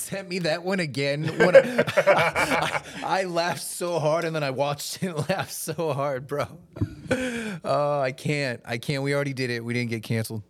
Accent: Maryland, United States; moved away; I grew up in Maryland, and that's only twelve hours from here in a car

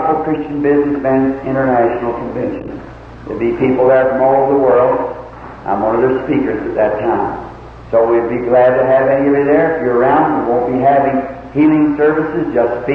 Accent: the South, United States; Being a Southerner

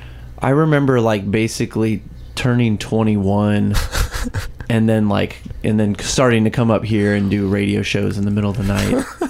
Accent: Warrenton, Missouri, United States; also born or lived in California, Missouri; now in Columbia, United States; I'm from Warrenton.

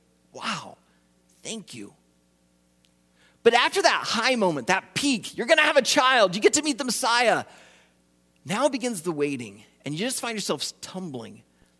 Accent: Iowa, United States; I grew up in Iowa, I did ministry in Iowa

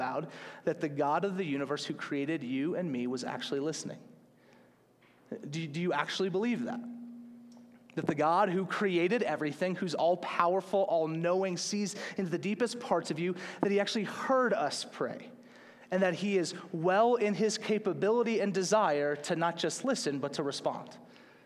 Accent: Slidell, Louisiana, United States; growing up in the South

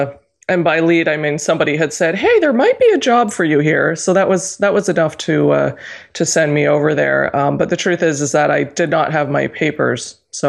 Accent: Alberta, Canada; moved away as an adult; also born or lived in Calgary / Montreal; now in Toronto, Canada; I am from Alberta. I was born and raised in Alberta, but my career, 99.9% of what I've done is outside of Alberta, in Ontario, in Toronto.

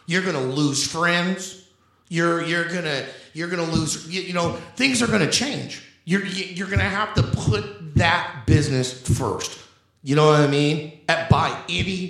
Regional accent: Indianapolis, Indiana, United States; growing up in Indianapolis

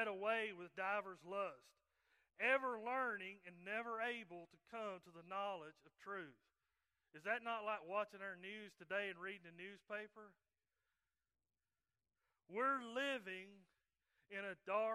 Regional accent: right outside of Chattanooga, Tennessee, North Georgia, United States; moved away as an adult; now in Coleman, United States; I'm from North Georgia and grew up and raised there right outside of Chattanooga, Tennessee

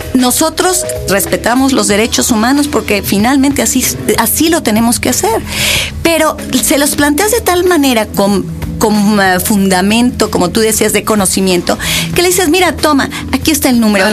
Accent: Mexico City, Mexico; yo soy ciudadana de Benito Juárez. Ahí nací, ahí crecí, ahí estudié.

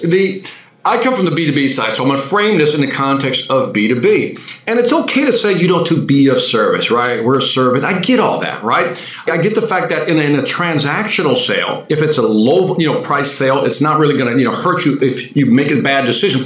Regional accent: Chicago, Illinois, United States; I'm from Chicago

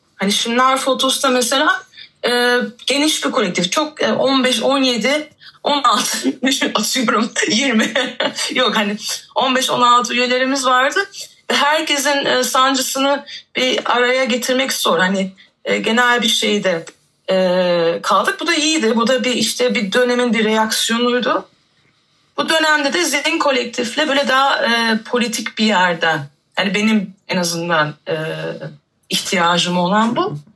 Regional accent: Germany; moved away as an adult; now in Istanbul, Turkey; ben de 2014'te İstanbul'a taşındım. Ondan önce işte doğma büyüme Almancıyım diyeyim.

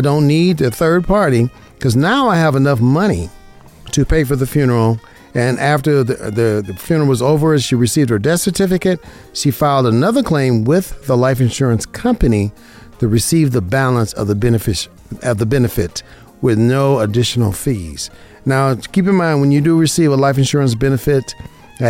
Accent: Las Vegas, Nevada, United States; I'm an insurance broker right here in Las Vegas, Nevada, my hometown, born and raised in Las Vegas, Nevada

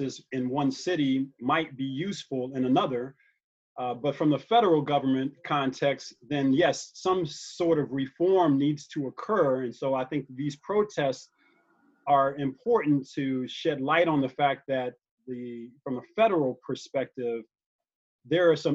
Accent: United States; I happen to be an American. I'm an American

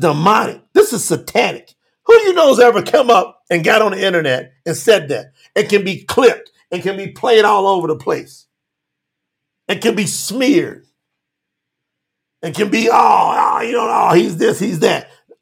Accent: Kentucky, United States; I'm from Kentucky, born in Kentucky

